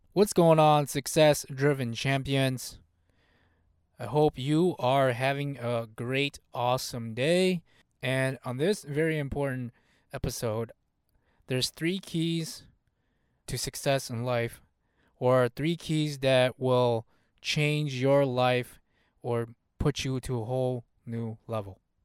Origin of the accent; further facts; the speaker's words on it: United States; first language Hmong; English is a second language; Even though I was born in the U S here, my family was not born in the U S here. So, English was kind of like my second language. Hmong was my first language.